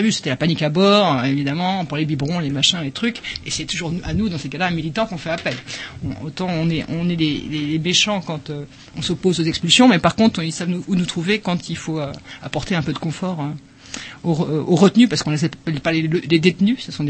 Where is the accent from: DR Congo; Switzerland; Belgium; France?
France; enfin en tant que en tant que français enfin d'européens